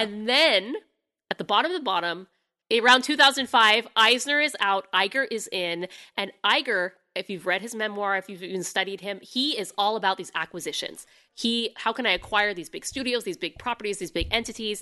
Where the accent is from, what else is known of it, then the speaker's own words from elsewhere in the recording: United States; being an American